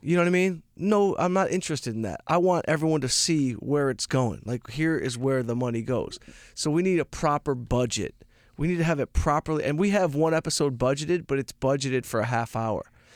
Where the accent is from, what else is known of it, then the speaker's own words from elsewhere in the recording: Detroit, Michigan, United States; I'm from Detroit.